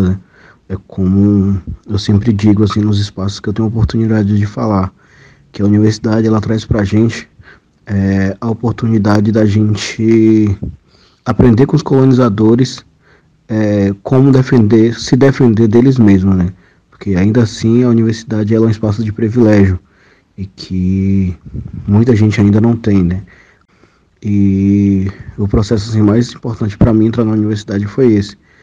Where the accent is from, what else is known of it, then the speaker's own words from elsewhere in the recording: Pataxó village of Coroa Vermelha, Bahia, Brazil; Eu sou da etnia Pataxó, do povo é, da aldeia Pataxó de Coroa Vermelha